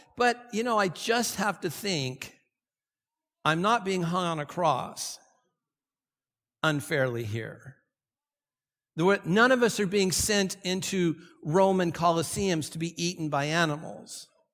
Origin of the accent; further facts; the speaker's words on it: Santa Ana, California, United States; I grew up here in Santa Ana